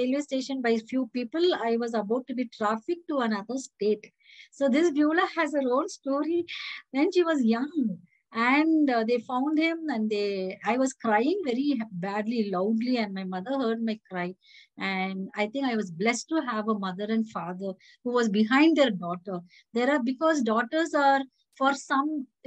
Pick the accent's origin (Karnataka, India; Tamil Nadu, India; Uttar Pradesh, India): Karnataka, India; Bangalore; also born or lived in Belgaum; I was born in Bangalore